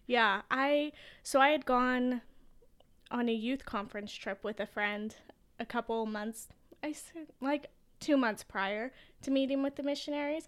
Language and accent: English; Boise, Idaho, United States; growing up in Boise